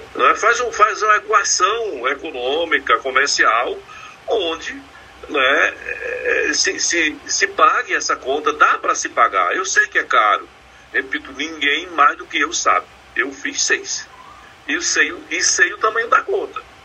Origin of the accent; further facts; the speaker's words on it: Pernambuco, Brazil; Eu sou pernambucano